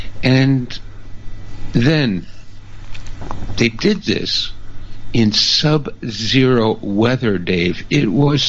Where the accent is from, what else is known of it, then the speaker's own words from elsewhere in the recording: Canada; my fellow Canadians again. I have never been so proud in my life of being a Canadian